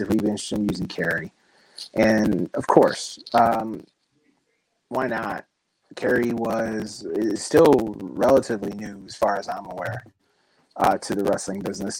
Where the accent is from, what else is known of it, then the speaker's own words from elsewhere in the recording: Chicago suburbs, Illinois, United States; born and raised in the Chicago Burbs